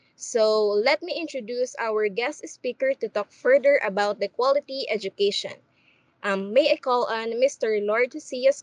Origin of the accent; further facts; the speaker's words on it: Philippines; now in Korea; I am also from the Philippines